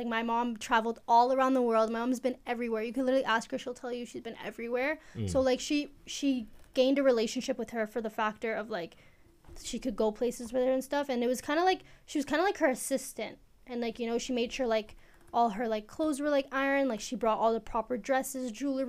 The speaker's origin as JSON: {"language": "English", "country": "Eritrea", "said": "Okay, so I am from East Africa. Where in East Africa? I'm from Eritrea."}